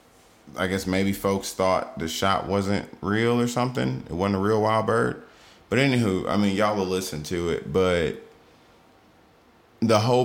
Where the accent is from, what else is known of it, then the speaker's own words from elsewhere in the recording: Georgia, United States; I'm from Georgia